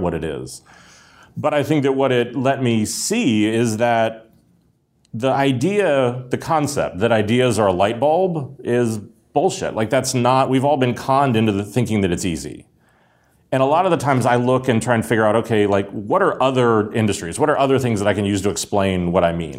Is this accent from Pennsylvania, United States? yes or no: yes; Pittsburgh, Pennsylvania, United States; I grew up in Pittsburgh during the collapse of the steel mills